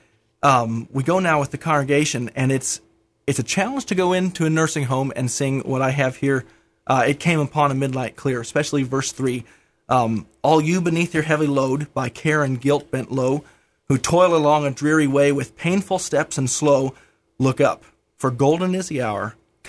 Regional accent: Rockford, Illinois, United States; also born or lived in Kansas City, Missouri / Nebraska / St. Louis; Well, I was born in Kansas City, Missouri. Grew up in Rockford, Illinois, kind of greater Chicagoland area.

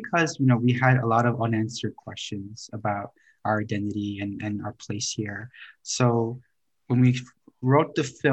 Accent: New York City, New York, United States; growing up in Flushing and having, you know, that Korean-American immigrant experience

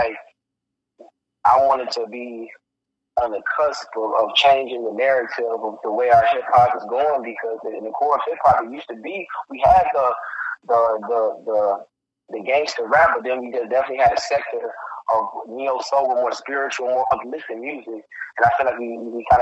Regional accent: Chicago, Illinois, United States; I'm from Chicago, so I'm from the south

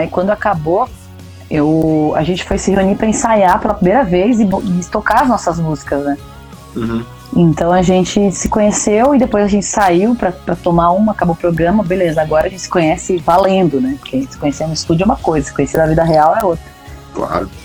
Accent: Pato Branco, Paraná, Brazil; Eu sou de Pato Branco

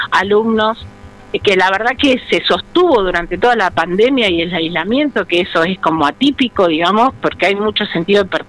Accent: San Vicente, Buenos Aires Province, Argentina; yo, yo soy de San Vicente, de un pueblo a unos 45 kilómetros de acá de Avellaneda

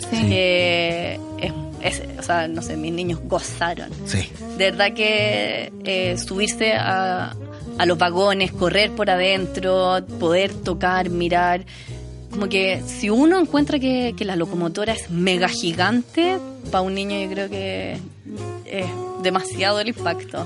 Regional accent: Santiago, Santiago Metropolitan Region, Chile; yo soy una santiaguina amante de Santiago

